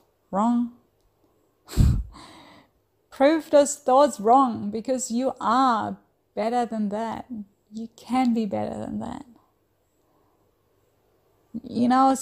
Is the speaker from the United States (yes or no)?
no; Germany; moved away as an adult; now in Australia; I'm originally from Germany. I have lived in Australia for the last 10 plus years